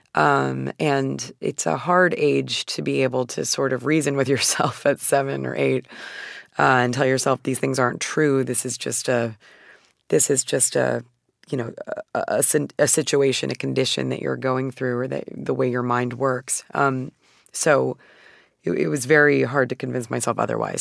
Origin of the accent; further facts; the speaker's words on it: Phoenix, Arizona, United States; I'm from Phoenix, Arizona, and, uh, I was born in nineteen eighty-eight, so the majority of my childhood took place in the nineties